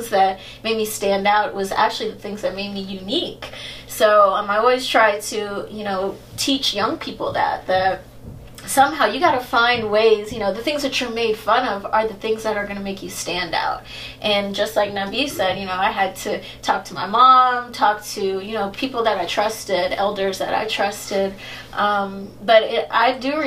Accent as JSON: {"language": "English", "country": "United States", "tie": "born or raised there", "said": "I was born in the States, but my mom is from Trinidad. My dad is African American"}